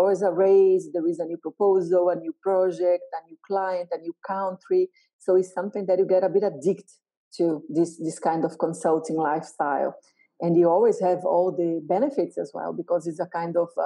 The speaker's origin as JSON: {"language": "English", "country": "Brazil", "said": "I'm from Brazil, as you said, and I'm from a middle-class family"}